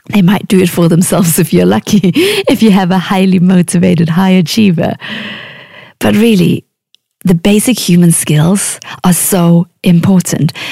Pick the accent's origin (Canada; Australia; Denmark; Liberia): Denmark; now in Oxford, United Kingdom; But I'm originally from Denmark, and right this moment, I'm living in beautiful North Oxford with my two daughters and my husband.